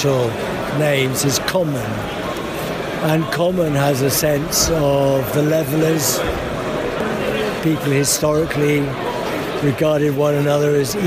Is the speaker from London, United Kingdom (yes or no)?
yes; London, United Kingdom; moved away as an adult; now in South Coast, United Kingdom; London. I think I'm still a Londoner, but I've moved down to the South Coast